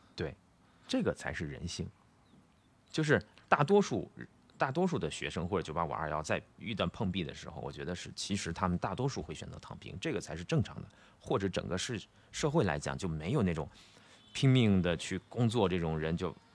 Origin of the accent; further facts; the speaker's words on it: Northeast China, China; 因为我东北人